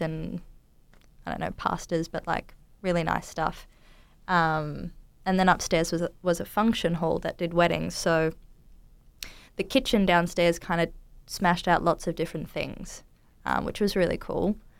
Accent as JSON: {"language": "English", "town": "Townsville", "region": "Queensland", "country": "Australia", "tie": "born or raised there", "moved": "yes", "said": "I grew up in Townsville in North Queensland in Australia."}